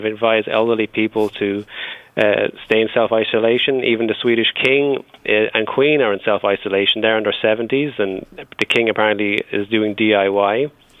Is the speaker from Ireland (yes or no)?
yes; Ireland; now in Sweden; as an Irishman living here